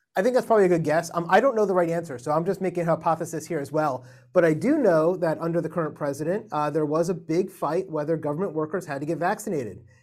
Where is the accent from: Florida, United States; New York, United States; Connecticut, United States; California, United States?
Florida, United States; Miami; moved away; I'm from Miami originally